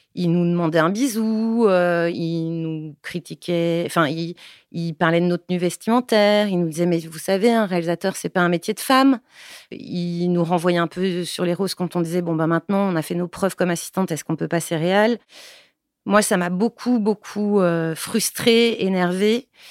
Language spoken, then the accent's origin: French; Paris, Île-de-France, France; moved away; also born or lived in Brussels; Je suis née à Ménilmontant, à la clinique des Bleuets